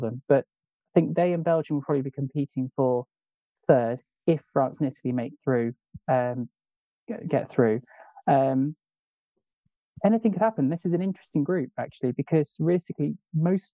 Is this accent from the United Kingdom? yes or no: yes; England, United Kingdom; I'm English